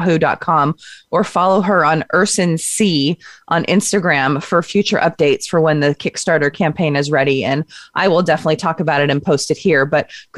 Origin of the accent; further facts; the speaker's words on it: Pacific Northwest, United States; I'm from the Pacific Northwest.